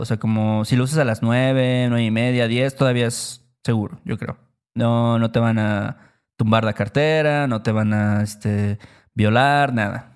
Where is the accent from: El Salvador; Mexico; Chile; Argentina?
Mexico; gracias a que yo nací en México, yo obtengo el trabajo que tengo